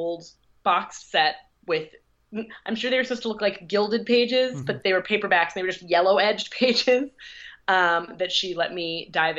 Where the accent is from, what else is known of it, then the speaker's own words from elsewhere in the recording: Midwest, United States; I'm from the Midwest.